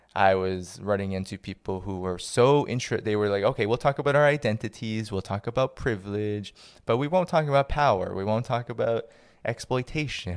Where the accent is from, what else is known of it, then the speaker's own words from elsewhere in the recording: Boston, Massachusetts, United States; growing up in the Boston area where I was born